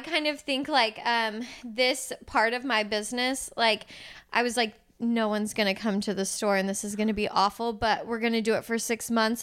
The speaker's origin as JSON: {"language": "English", "town": "Houston", "region": "Texas", "country": "United States", "said": "I'm from Houston. I like I love this city"}